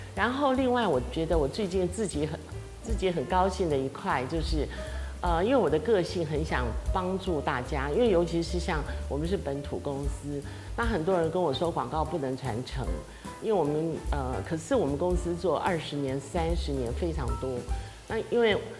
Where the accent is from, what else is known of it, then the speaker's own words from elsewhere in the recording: Taiwan; 我们台湾人